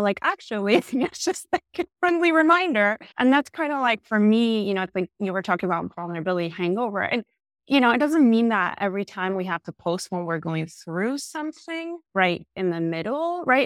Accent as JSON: {"language": "English", "country": "Argentina", "also_born_or_lived": "New York", "moved": "as an adult", "said": "I am originally from Argentina. I moved to New York when I was eighteen years old."}